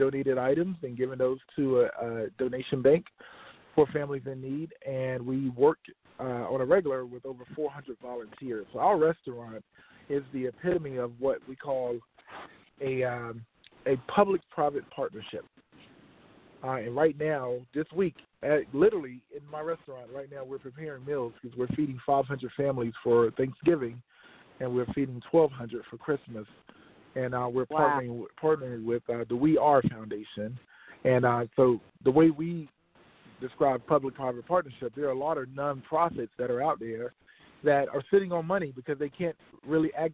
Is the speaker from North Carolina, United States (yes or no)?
yes; Halifax County, North Carolina, United States; I'm from, as you stated, Halifax County, northeastern